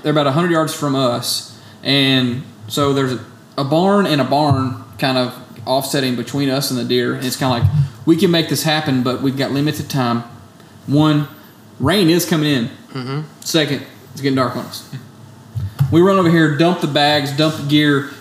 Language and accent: English; Tennessee, United States; my home state